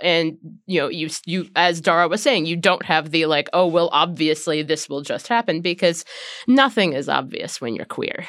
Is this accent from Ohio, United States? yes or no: yes; Ohio, United States; when I was a tiny child growing up in Ohio